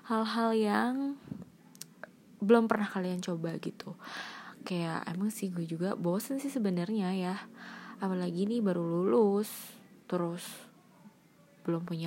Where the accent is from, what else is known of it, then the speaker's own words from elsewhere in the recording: Bandung, West Java, Indonesia; soalnya nyamainnya sama aku kamu aku kan orang Bandung jadi ya mungkin aku kamu aja kali ya